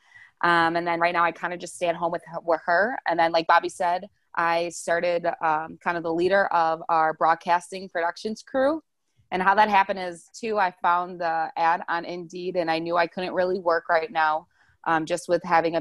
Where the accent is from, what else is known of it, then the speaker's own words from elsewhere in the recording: Wauwatosa, Wisconsin, United States; moved away as an adult; now in Arizona, United States; I'm originally from Wisconsin. I say Milwaukee, but I'm in like a little suburb called Wauwatosa. So I've lived in Wisconsin my whole life until my senior year of college.